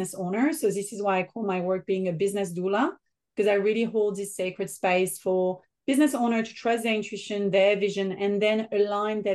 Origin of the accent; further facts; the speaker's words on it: French Riviera, Provence-Alpes-Côte d'Azur, France; accent: French; English is a second language; moved away as an adult; also born or lived in Paris, France; now in Australia; my French accent. So I'm born in France, in the south of France, in the French Riviera, in a very small village and a beautiful place to be and to grow up